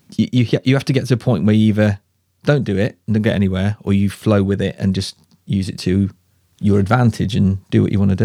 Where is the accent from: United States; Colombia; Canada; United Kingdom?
United Kingdom; Shrewsbury, West Midlands; moved away as an adult; also born or lived in Cardiff / Ipswich; he farmed in Shrewsbury. I grew up there